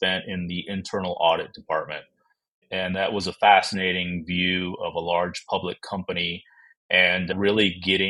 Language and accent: English; Texas, United States; also born or lived in Toledo, Ohio / Dallas, Texas; So I was born in Toledo, Ohio, moved to Texas when I was only 5 years old, and so have mostly lived here in the state of Texas